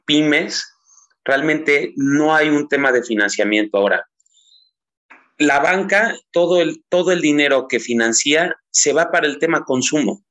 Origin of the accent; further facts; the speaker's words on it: Teziutlán, Puebla, Mexico; regreso a Teciutlán, Puebla, de donde soy originario